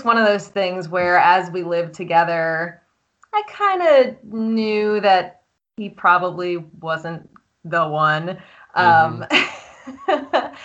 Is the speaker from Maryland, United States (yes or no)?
yes; Columbia, Maryland, United States; moved away as an adult; also born or lived in Washington, D.C. / North Carolina / Virginia / Boston; now in Austin, United States; I am Columbia, Maryland, born and raised